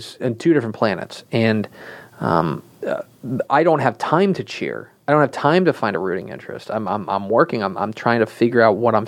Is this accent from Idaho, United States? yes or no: no; Coppell, Texas, United States; I kind of bounced around, but I did the majority of my growing up in Coppell. I'm a local yokel